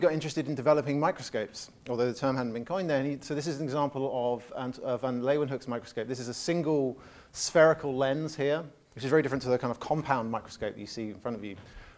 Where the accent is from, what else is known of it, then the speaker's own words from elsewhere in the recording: England, United Kingdom; I definitely see it as an Englishman